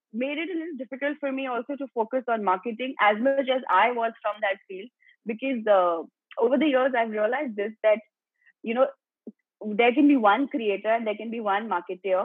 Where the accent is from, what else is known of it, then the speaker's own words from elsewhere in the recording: Gujarat, India; also born or lived in Mumbai; I was brought up in Gujarat.